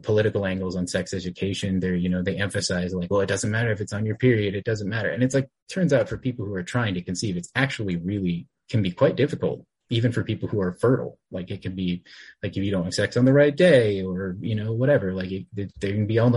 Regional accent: Texas, United States; I grew up in Texas, and I was raised here

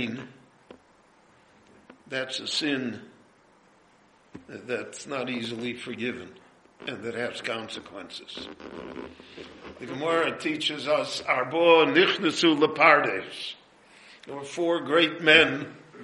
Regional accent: Chicago, Illinois, United States; moved away as an adult; now in Jerusalem, Israel; when I grew up in Chicago, there was a big... large, vocal Jewish Communist Party

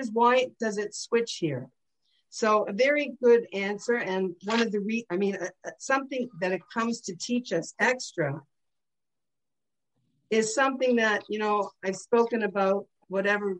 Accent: St. Catharines, Ontario, Canada; I grew up in St. Catharines, Ontario, 10 minutes from Niagara Falls.

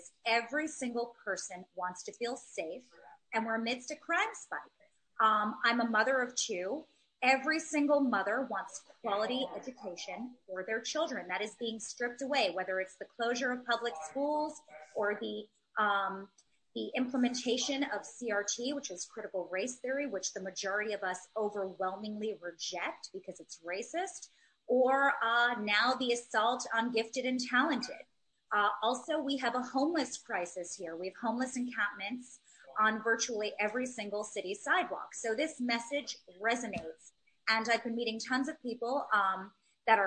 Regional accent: New York City, New York, United States; I'm born and raised in Manhattan.

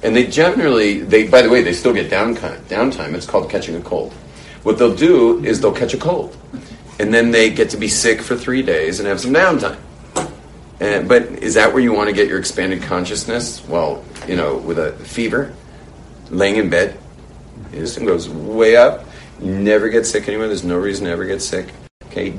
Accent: United States; moved away; when I was a young kid growing up in America

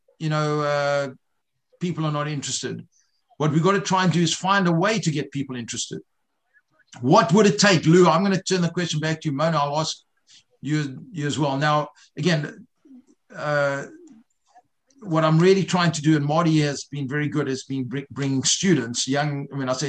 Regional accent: South Africa; I grew up in South Africa not knowing what Tisha B'Av was.

